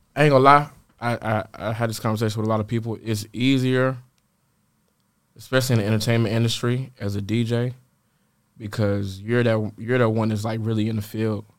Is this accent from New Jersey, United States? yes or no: no; Atlanta, Georgia, United States; born or raised there; also born or lived in Richmond, Virginia